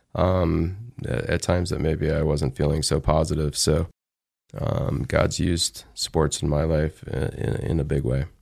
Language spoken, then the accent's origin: English; Alabama, United States; also born or lived in Phoenix, Arizona; now in Idaho, United States; I was in the South, so I was in Alabama, and that's uh, where I played actually baseball and then continued to play baseball when we moved from Alabama to Phoenix, Arizona.